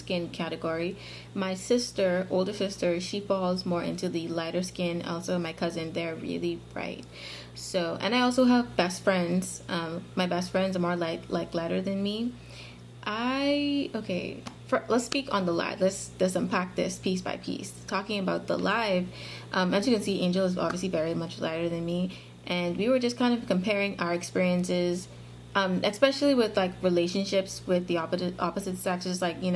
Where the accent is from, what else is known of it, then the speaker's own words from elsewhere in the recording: Bahamas; I was born and raised in the Bahamas. I'm still here